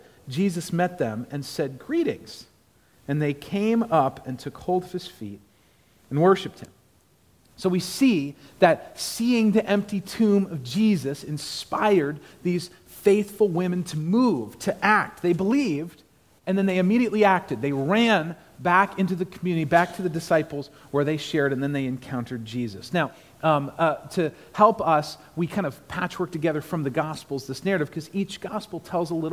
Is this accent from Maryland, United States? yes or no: yes; Maryland, United States; moved away as an adult; also born or lived in Annapolis, Maryland; now in Clarksville, United States; I'm from Maryland, lived in Annapolis